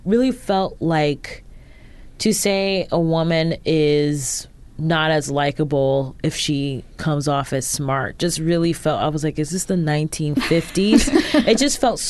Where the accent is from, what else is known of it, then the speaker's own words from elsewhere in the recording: Ohio, United States; We're both from Ohio